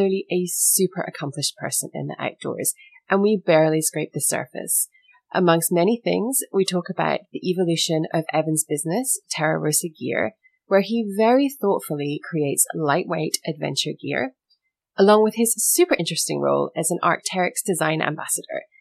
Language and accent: English; United Kingdom; moved away; I was born in the UK